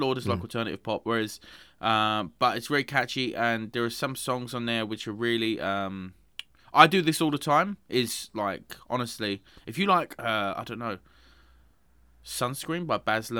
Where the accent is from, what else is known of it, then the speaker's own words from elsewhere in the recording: England, United Kingdom; It's because I'm English.